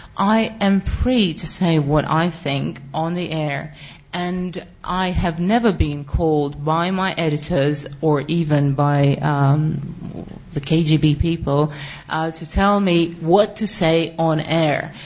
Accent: Russia; moved away as an adult; now in London, United Kingdom; I'm from Russia

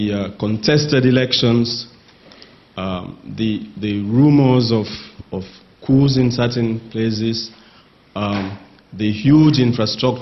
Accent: Sierra Leone; I'm from Sierra Leone and an independent consultant

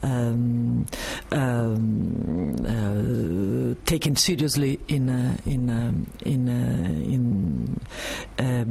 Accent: Italy; accent: Italo-French; English is a second language; now in France; this strong Italo-French accent

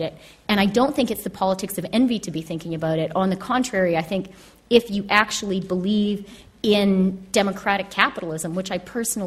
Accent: Canada; moved away; also born or lived in United Kingdom / United States; as a Canadian and someone who has, I've had babies in Canada, Britain, and the United States

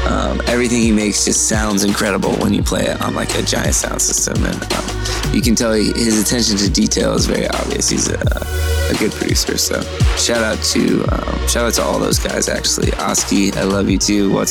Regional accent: North Carolina, United States; moved away; really excited um, to get back to my home state. I've got two shows in North Carolina, Charlotte and Raleigh, in the next month.

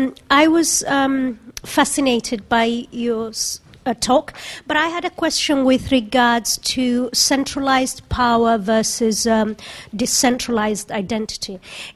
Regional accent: Kenya; I am from Kenya myself

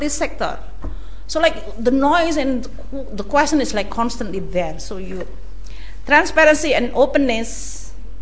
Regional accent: Indonesia; I come from Indonesia

